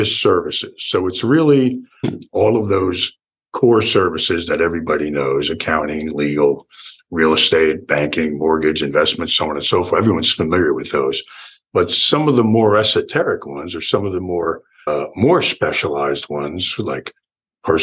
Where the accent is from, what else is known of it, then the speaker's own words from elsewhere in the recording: Newark, New Jersey, United States; moved away as an adult; also born or lived in California / Florida; now in Venice, Florida, United States; I was born and raised in Newark, New Jersey, and lived my childhood in New Jersey